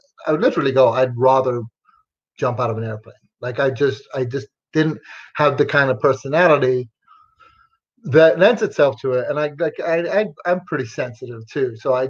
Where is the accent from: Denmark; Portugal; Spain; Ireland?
Ireland; also born or lived in England / Texas; I was raised in Ireland and England, and then I lived in Texas for a while.